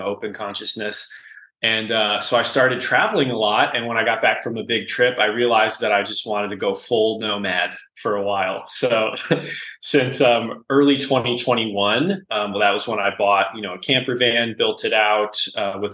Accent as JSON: {"language": "English", "town": "Cleveland", "region": "Ohio", "country": "United States", "tie": "born or raised there", "also_born_or_lived": "Akron, Ohio", "said": "I'm originally from Cleveland, grew up in Cleveland, moved to Akron in 2006 to go to music school"}